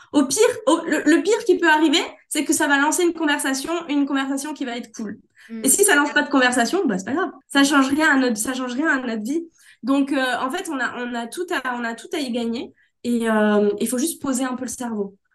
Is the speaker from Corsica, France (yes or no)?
yes; Corsica, France; Chez moi en Corse